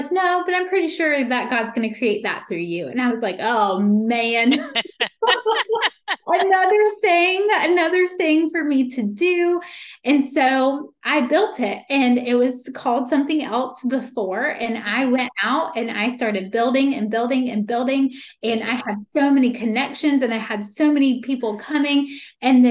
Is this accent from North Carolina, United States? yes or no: yes; Meppen, North Carolina, United States; also born or lived in Greensboro, North Carolina; now in Wilmington, United States; I'm from Meppen